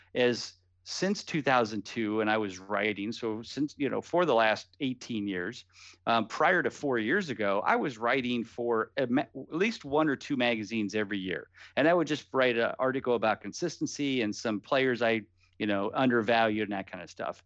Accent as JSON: {"language": "English", "town": "Canton", "region": "Ohio", "country": "United States", "said": "I'm from the Cleveland area, so I'm from Canton, Ohio"}